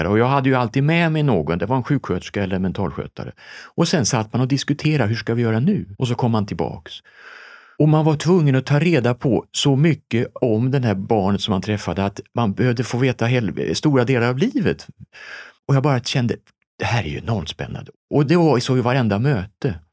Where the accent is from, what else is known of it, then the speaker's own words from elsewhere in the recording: Helsingborg, Skåne, Sweden; Jag är skåning från Helsingborg